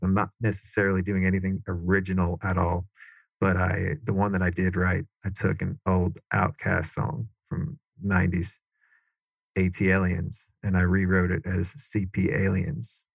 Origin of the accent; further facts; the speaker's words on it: Cary, North Carolina, United States; also born or lived in New York; My parents moved from New York down to Cary, North